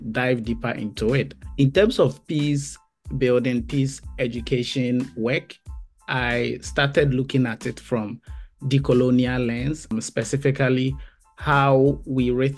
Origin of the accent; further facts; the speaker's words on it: Ghana; moved away as an adult; also born or lived in Bristol, United Kingdom / Canada; I am a teacher and originally from Ghana. I grew up in Ghana and spent most of my adult life there